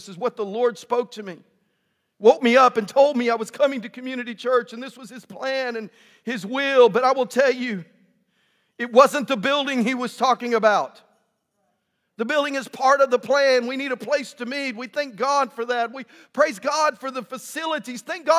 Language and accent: English; West Texas, United States; now in Tyler, United States; I'm from West Texas.